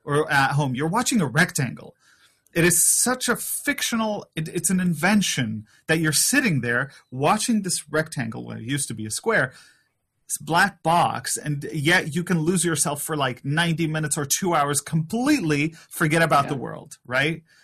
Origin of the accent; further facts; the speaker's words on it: Poland; I'm from Poland